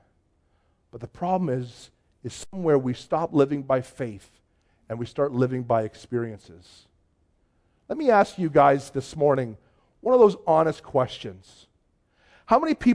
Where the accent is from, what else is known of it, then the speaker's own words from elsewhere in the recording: just outside of Toronto, Ontario, Canada; now in Cold Lake, Canada; I grew up just outside of Toronto